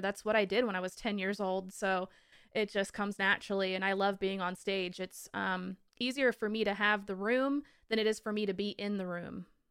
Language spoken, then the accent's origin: English; Olympic Mountains, Washington, United States; I grew up in the Olympic Mountains next to the Cascades